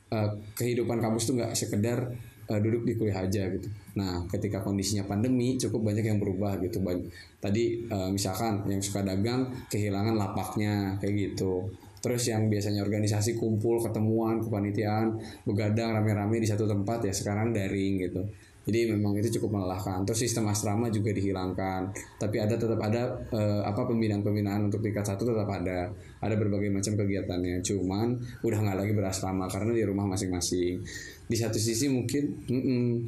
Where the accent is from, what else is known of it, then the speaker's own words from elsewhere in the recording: Bandung, West Java, Indonesia; Saya lahir di Bandung